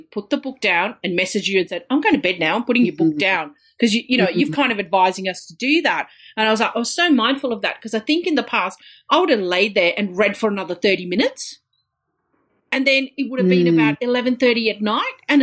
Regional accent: India; moved away; I come from India, and I've got a lot of family in India

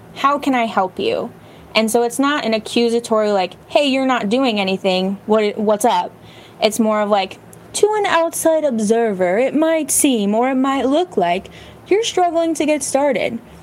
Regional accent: Bay Area, California, United States; I grew up in the Bay Area in California, where it's like the tech hub

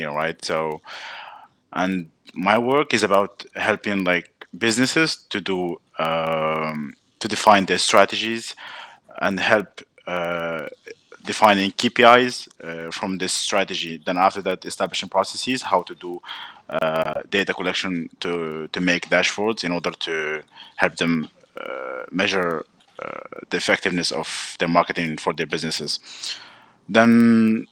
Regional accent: Morocco; moved away as an adult; also born or lived in France; now in Canada; I'm from Morocco.

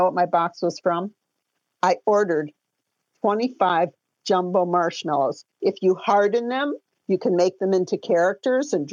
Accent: Detroit, Michigan, United States; I'm from Detroit

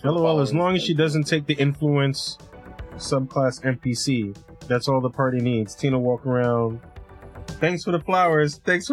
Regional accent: New York, United States

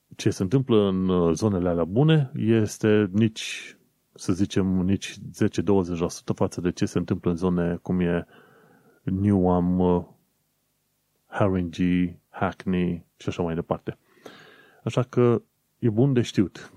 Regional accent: Romania; accent: Eastern European; moved away as an adult; now in London, United Kingdom; Ca român

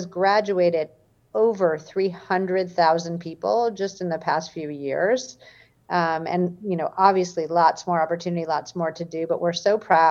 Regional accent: Michigan, United States; I grew up in Michigan

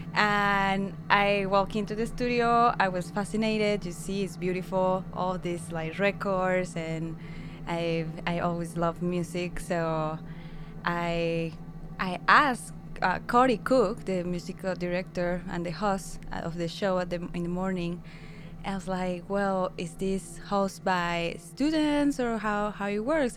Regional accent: San Luis Potosí, Mexico; English is a second language; moved away; I'm from Mexico, San Luis Potosi.

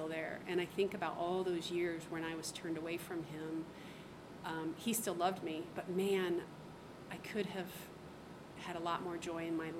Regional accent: Ohio, United States; moved away as an adult; also born or lived in Korea; I was raised in Ohio

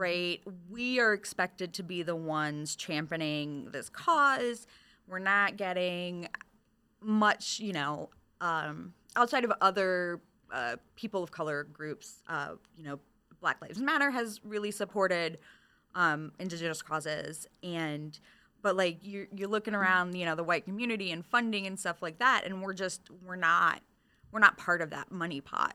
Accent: Michigan, United States; moved away; I'm originally from Michigan.

